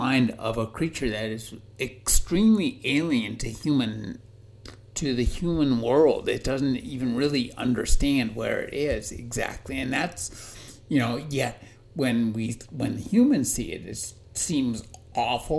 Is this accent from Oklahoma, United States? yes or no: no; Covina, California, United States; my hometown of Covina, California.